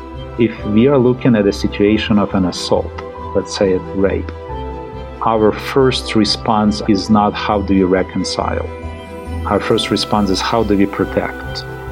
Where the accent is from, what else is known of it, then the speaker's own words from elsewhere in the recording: Kyiv, Ukraine; I'm from Ukraine. We live in Kyiv. I still would like to say that we live in Kyiv because I believe that what's happening now is a temporary arrangement